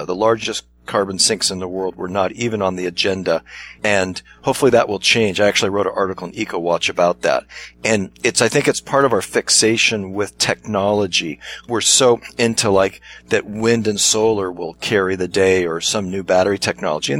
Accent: Pasadena, California, United States; also born or lived in Altadena; as a young boy, I grew up in Pasadena, just outside of Los Angeles

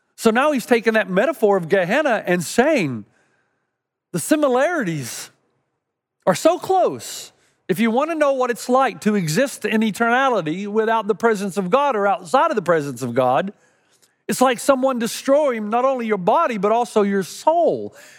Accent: East Tennessee, United States; Growing up in East Tennessee

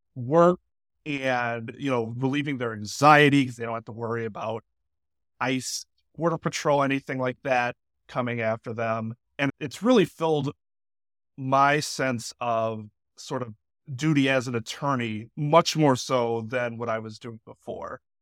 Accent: Milwaukee, Wisconsin, United States; I lived in uh, River West for most of my life.

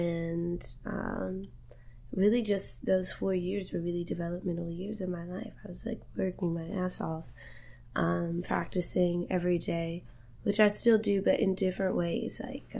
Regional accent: Roanoke, Virginia, United States; I'm from Roanoke, Virginia.

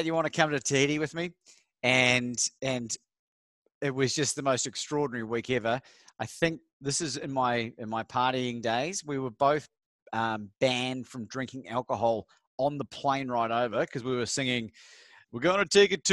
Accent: New Zealand; now in Australia; I'm from New Zealand originally. I moved over here in 2001.

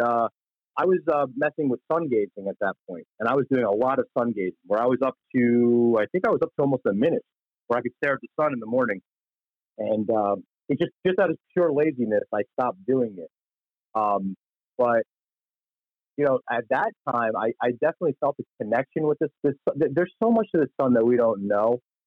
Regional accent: Florida, United States; moved away; I'm originally from Florida

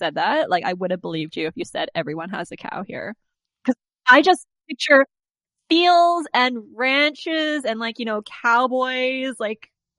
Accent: Winnipeg, Manitoba, Canada; also born or lived in Vancouver; sometimes I'm just like, I'm from Vancouver. Other times, I'm just like, if I want to feel like extra unicorn, I'm just like, I'm from Winnipeg. But then, like, in Vancouver, they're just like, where are you from? I'm just like, from Winnipeg.

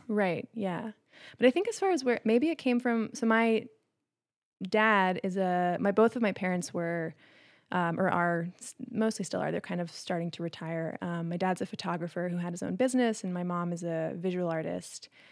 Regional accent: Maine, United States; I grew up in Maine

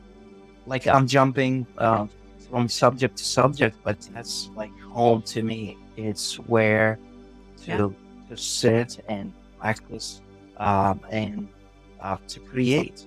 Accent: Baghdad, Baghdad Governorate, Iraq; English is a second language; moved away as an adult; now in San Diego, United States; I born and raised in Baghdad, and I moved to San Diego in 2007

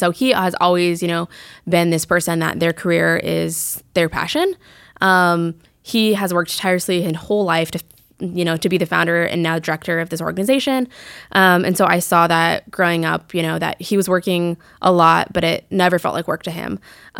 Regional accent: Fort Collins, Colorado, United States; moved away as an adult; also born or lived in Flagstaff, Arizona; now in Greenville, United States; I moved back to go to Colorado State University in Fort Collins, where I'm from.

